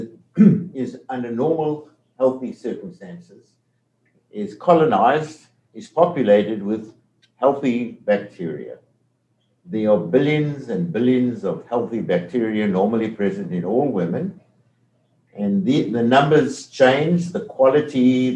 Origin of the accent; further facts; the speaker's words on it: South Africa; accent: South African; moved away as an adult; now in Detroit, United States; My accent is from South Africa. I've never lost that South African accent